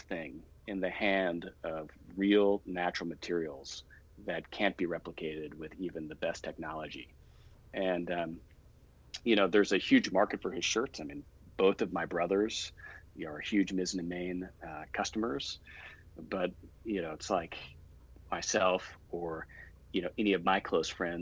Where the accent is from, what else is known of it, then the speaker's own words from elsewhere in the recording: Houston, Texas, United States; also born or lived in Austin / New York; now in Dallas, United States; I grew up in Houston, went to school in Austin, spent some time in New York, but knew I always wanted to end up back in Texas